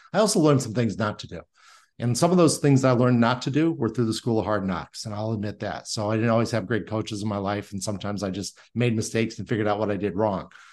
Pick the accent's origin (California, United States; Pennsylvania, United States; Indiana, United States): Indiana, United States; I was born and raised in Indiana